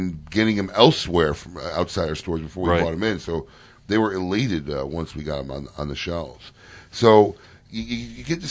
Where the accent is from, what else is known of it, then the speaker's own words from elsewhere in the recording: Chicago, Illinois, United States; moved away; I'm from Chicago originally